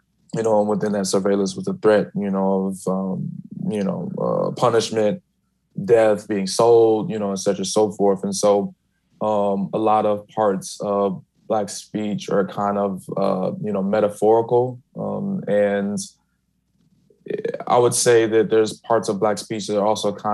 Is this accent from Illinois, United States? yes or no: yes; Chicago, Illinois, United States; I'm from Chicago, black people from Chicago talk with a little bit more of a slur